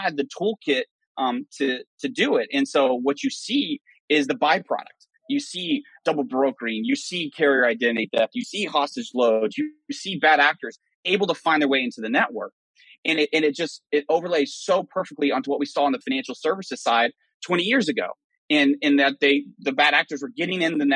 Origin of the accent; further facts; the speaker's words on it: Western Oklahoma, United States; moved away; I'm from West Oklahoma